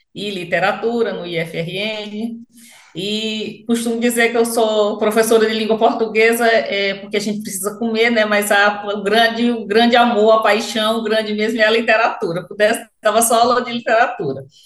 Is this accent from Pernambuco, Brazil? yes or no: no; Ceará, Brazil; now in Rio Grande do Norte, Brazil; sou cearense. Como o sotaque deve estar chegando até aí